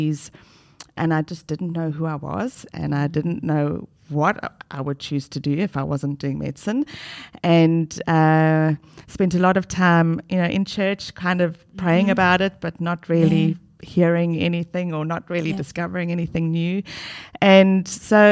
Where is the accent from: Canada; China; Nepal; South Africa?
South Africa; moved away as an adult; now in Australia; from South Africa, the lovely, beautiful South Africa.